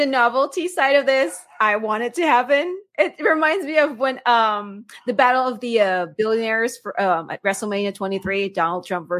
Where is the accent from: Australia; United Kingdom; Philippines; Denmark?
Philippines; now in United States; I was born and raised in the Philippines. I'm Filipino. You know, when I moved here, after a few years, I became a naturalized citizen. And a few years after that, you know, I applied for my dual citizenship. So now I'm like Filipino American citizen.